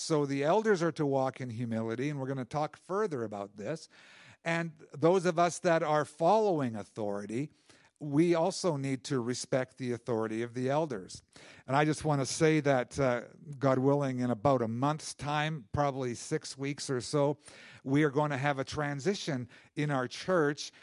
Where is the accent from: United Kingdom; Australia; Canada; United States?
Canada; as Canadian citizens, we participate in the culture and, and, uh, you know, i, in the direction of our country